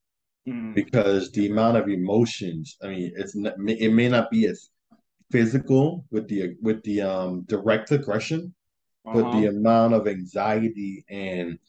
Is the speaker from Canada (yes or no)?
no; Jamaica; moved away; I come from Jamaica